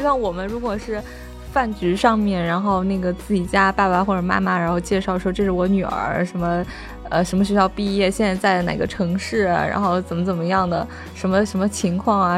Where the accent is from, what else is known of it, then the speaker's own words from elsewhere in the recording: Northeast China, China; 因为我是东北人啊